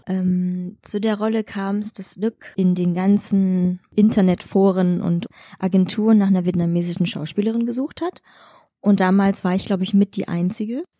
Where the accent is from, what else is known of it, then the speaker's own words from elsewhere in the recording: Chemnitz, Saxony, Germany; moved away as an adult; now in Leipzig, Germany; Ich bin in Chemnitz aufgewachsen